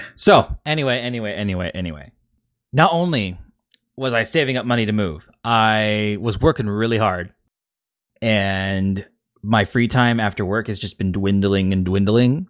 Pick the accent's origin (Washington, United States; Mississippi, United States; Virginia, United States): Washington, United States; Seattle; growing up in the Seattle area 'cause I don't think our accent's that anything special